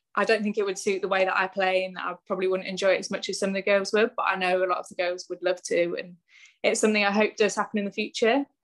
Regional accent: Bristol, South West England, United Kingdom; I'm from Bristol anyway. I'm from the West Country.

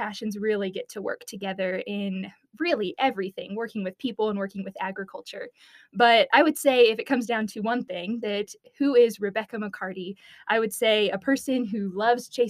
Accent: Reserve, New Mexico, United States; I grew up in Reserve, New Mexico on a beef cattle ranch

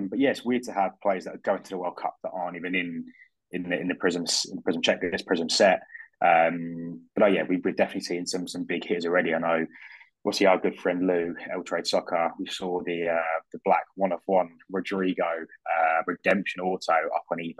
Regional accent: United Kingdom; being a Brit

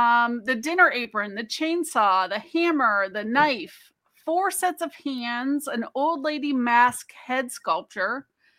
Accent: Ohio, United States; I'm from Ohio. Don't be bashing the Ohio.

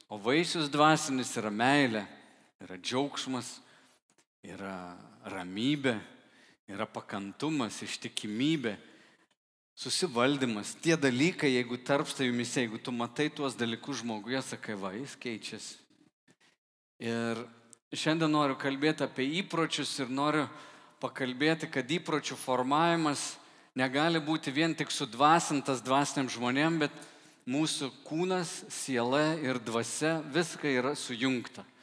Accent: Lithuania; kaip lietuviai, kaip liaudėjai mes sakom

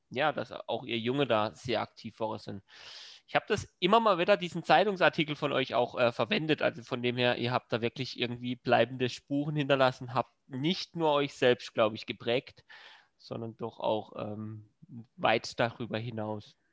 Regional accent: Freiburg, Baden-Württemberg, Germany; Auch das ähm, freut mich als Freiburger sehr.

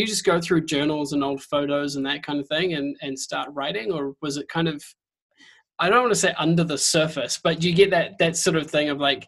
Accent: New Zealand; I'm a Kiwi

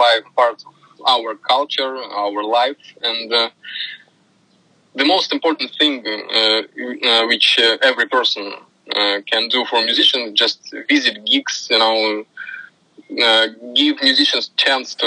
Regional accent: Tomsk, Tomsk Oblast, Russia; born or raised there; English is a second language

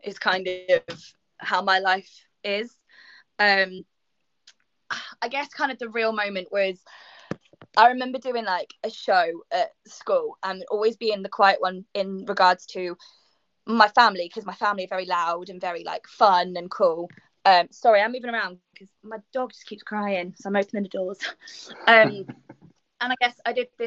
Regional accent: Reading, South East England, United Kingdom; I'm originally from Reading, which is currently where I am still at the moment during this lockdown time.

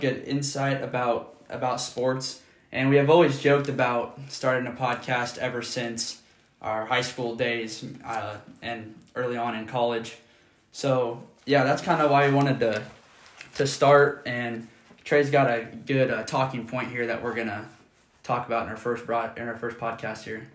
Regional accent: Auburn, Nebraska, United States; I basically lived in Auburn my whole life.

